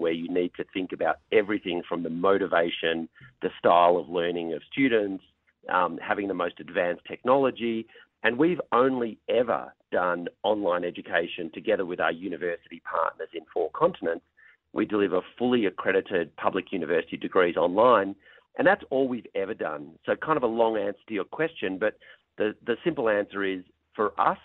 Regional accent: Australia; moved away as an adult; now in California, United States; I'm based in California, but I'm originally from Australia. So I started my journey in education where I grew up in Australia

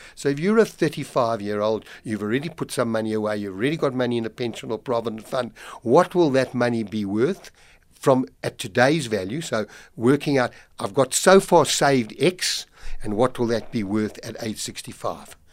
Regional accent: South Africa; as a South African

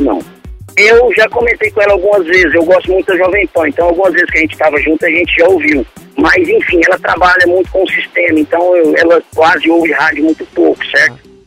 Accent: Goiânia, Goiás, Brazil; Eu sou de Goiânia, Aí, sou de Goiânia. Nesse momento eu não estou em Goiânia, estou em Santos.

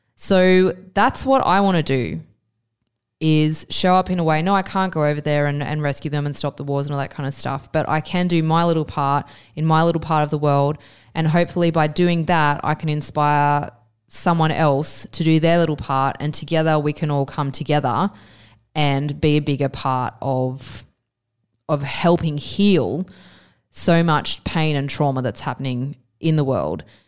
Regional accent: Australia; I always thought of myself as an Australian citizen

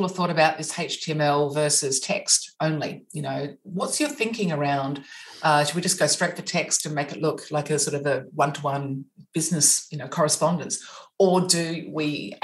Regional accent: Australia; accent: Australian

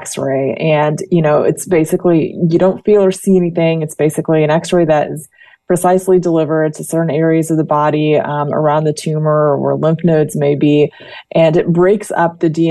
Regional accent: Indiana, United States; moved away as an adult; also born or lived in New York / Florida; now in Danville, United States; I actually was born and raised in Indiana

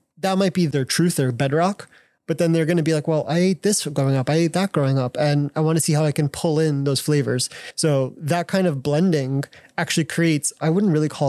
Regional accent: Rockland County, New York, United States; moved away as an adult; now in Taiwan; it's actually where I grew up in Rockland County, New York.

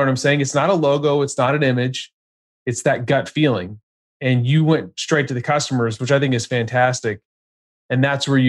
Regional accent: Texas, United States; I grew up in Texas

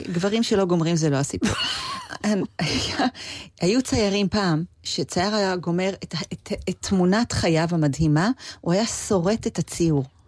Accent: Israel; also born or lived in Los Angeles, United States; אני הרי באה מישראל

